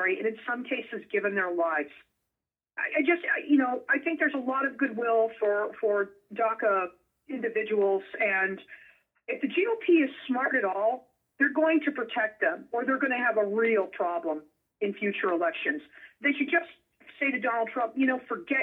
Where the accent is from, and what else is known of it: Las Vegas, Nevada, United States; born or raised there